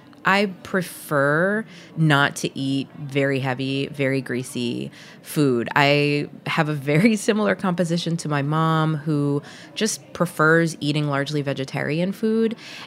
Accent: the South, United States; particularly when I was growing up in the South, and would look at my American friends' pantries versus what was in my pantry

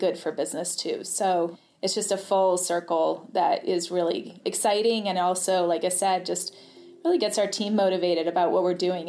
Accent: New Hampshire, United States; moved away as an adult; also born or lived in New York City, United States; I grew up in New Hampshire in the White Mountains

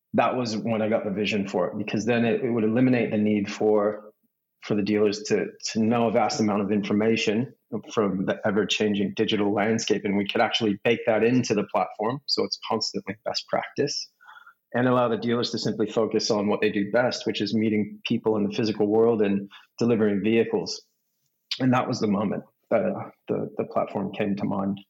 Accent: Los Angeles, California, United States; moved away as an adult; also born or lived in San Diego; now in Australia; I'm from Southern California. My family's well, six generations from Los Angeles. So I grew up there

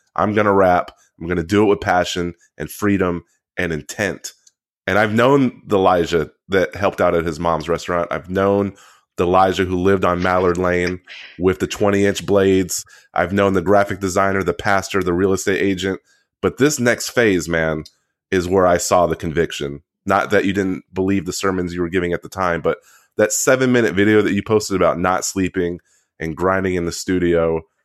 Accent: Central Texas, United States; we grew up in Central Texas, um, Korean black household

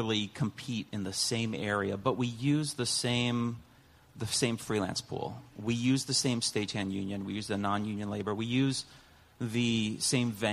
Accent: Ohio, United States; I'm from Ohio

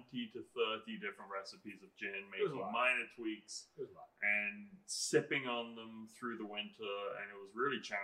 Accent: England, United Kingdom; moved away; I'm English

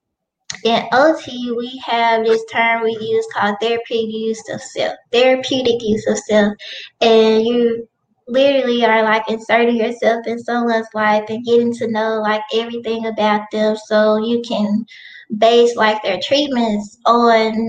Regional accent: Helena-West Helena, Arkansas, United States; moved away as an adult; now in Jonesboro, United States; I am originally from Helena, West Helena. It's a small town in Arkansas, and now I'm living in Jonesboro

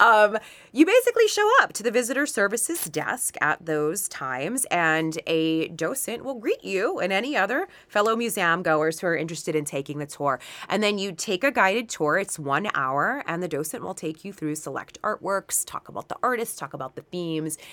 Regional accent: Pittsburgh, Pennsylvania, United States; moved away as an adult; also born or lived in New York City; my hometown of the city of Pittsburgh

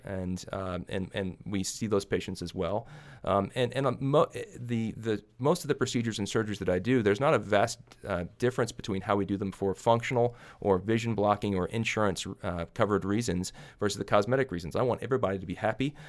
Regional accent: Little Rock, Arkansas, United States; now in Kansas, United States; I'm originally from Little Rock, Arkansas

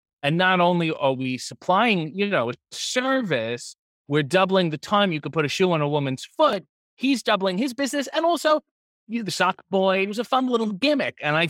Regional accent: Newport, Rhode Island, United States; born there; I'm Newport, Rhode Island. So even further east, perhaps even a more humidity in the air.

